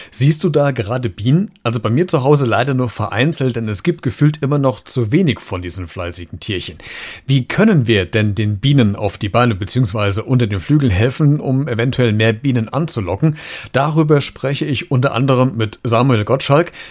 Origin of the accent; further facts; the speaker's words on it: Hesse, Germany; born there; accent: Hessian; Aber tief in meinem Herzen bin ich dann auch so Richtung Taunus unterwegs, weil gebürtig komme ich aus dem Gießener Frankfurter Raum. Von daher kann ich, können wir uns auch fast auf, auf Blatthessisch unterhalten, wahrscheinlich.